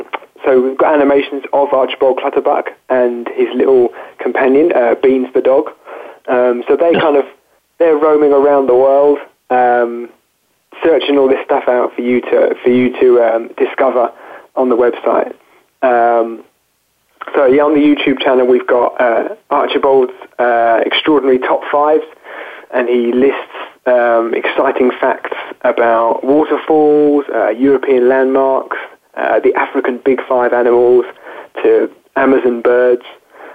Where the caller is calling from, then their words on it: Chelmsford, East of England, United Kingdom; I'm calling from Chelmsford in Essex, which is about half an hour away from London in the UK.